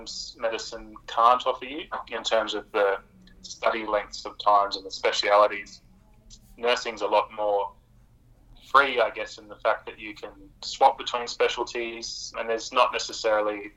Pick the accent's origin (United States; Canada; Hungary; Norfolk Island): Norfolk Island; now in Rockhampton, Australia; I grew up in a very small place called Norfolk Island